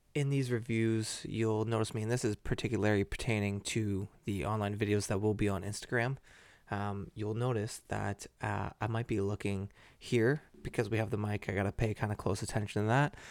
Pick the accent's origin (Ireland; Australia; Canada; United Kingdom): Canada; Burlington, Ontario; also born or lived in Oakville; I'm from Burlington.